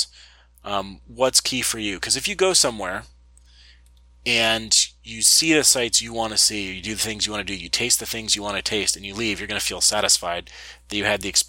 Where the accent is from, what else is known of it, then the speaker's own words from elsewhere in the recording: United States; I'm from the United States.